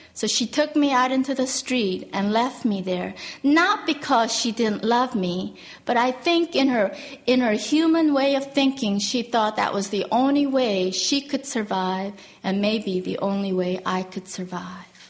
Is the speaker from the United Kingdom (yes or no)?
no; South Korea; moved away; I was born in Korea and uh, I was born right after the Korean War